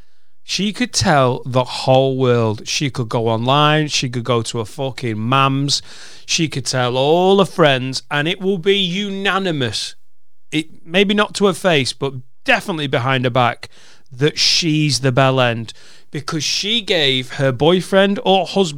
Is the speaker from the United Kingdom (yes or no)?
yes; Newcastle upon Tyne, North East England, United Kingdom; Newcastle upon Tyne.